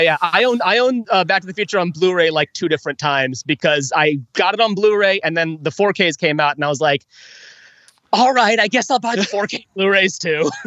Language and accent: English; St. Louis, Missouri, United States; My hometown